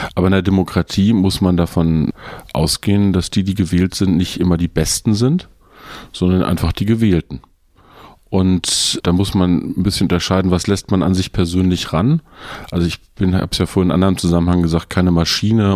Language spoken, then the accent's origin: German; Peine, Lower Saxony, Germany; Ich komme aus einer kleinen Stadt in Niedersachsen, die heißt Peine zwischen Braunschweig und Hannover